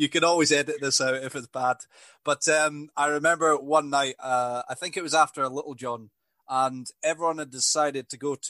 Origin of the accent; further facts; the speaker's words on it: Isle of Skye, Highlands, Scotland, United Kingdom; I am from the Highlands. I'm from Skye